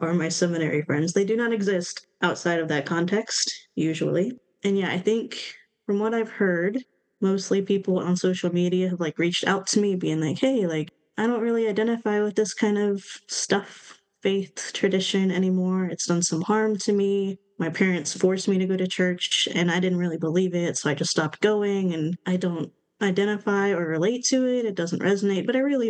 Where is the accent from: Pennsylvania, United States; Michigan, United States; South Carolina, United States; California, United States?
South Carolina, United States; I'm from the South. I'm from South Carolina